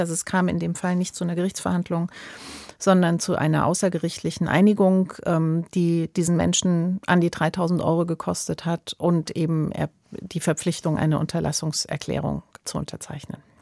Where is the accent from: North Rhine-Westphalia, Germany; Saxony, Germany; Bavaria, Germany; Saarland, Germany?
Saarland, Germany; ich komme selbst aus dem Saarland.